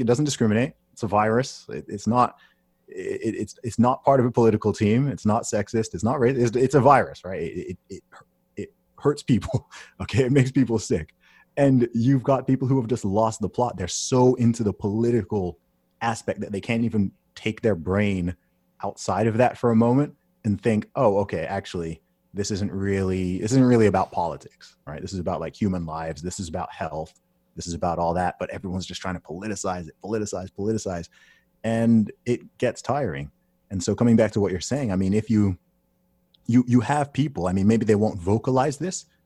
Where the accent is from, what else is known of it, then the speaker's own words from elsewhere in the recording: United Kingdom; I'm a British citi-, citizen.